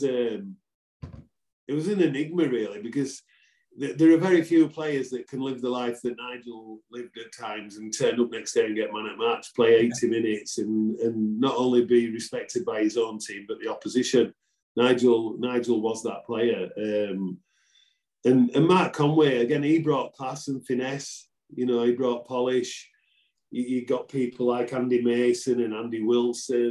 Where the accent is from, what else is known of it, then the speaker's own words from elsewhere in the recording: Wakefield, Yorkshire and the Humber, United Kingdom; come back to my hometown